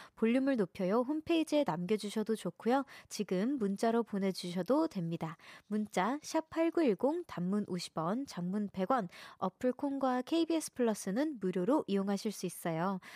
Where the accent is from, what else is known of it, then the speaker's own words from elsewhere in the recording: Seoul, South Korea; also born or lived in Daejeon; 저는 서울에서 태어났습니다